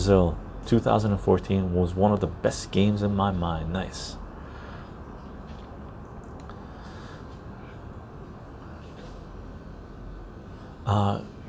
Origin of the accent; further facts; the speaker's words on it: West Coast Canada, Canada; also born or lived in Iran; I consider myself to be a West Coast Canadian. I've spent most of my life here.